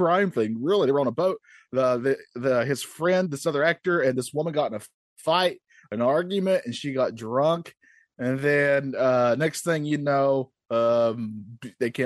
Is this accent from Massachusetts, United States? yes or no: no; North Carolina, United States; I'm from North Carolina. I'm the only Southern guy on this network